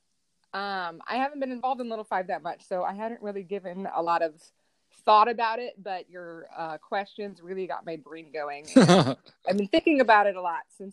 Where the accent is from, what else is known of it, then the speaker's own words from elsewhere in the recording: Northwest Indiana, United States; I grew up in Northwest Indiana